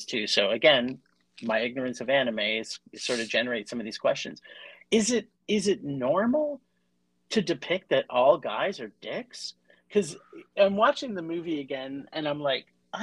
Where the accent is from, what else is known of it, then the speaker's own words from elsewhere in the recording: Canada; I'm from Canada